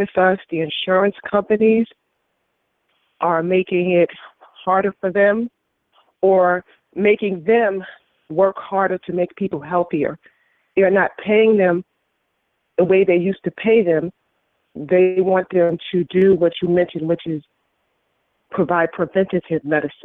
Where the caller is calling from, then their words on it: West Haven, Connecticut, United States; I'm calling from West Haven, Connecticut